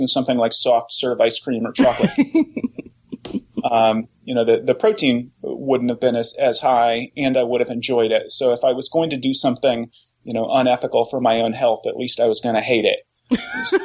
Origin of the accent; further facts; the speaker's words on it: Oklahoma, United States; I grew up in Oklahoma